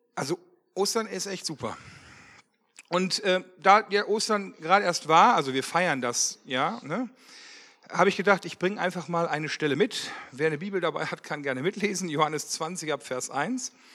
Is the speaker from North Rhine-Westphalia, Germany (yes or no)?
yes; Wermelskirchen, North Rhine-Westphalia, Germany; ich komme aus Wermelskirchen, verheiratet, zwei Kinder